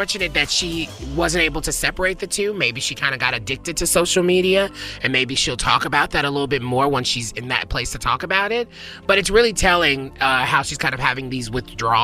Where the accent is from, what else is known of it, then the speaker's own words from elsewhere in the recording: Tennessee, United States; I'm from Tennessee